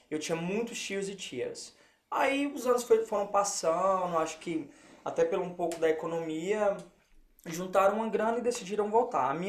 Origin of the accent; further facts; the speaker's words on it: Lowell, Massachusetts, United States; Eu cresci em Low. Okay. De, entre meus 10 até a minha graduação é, 18, foi Low.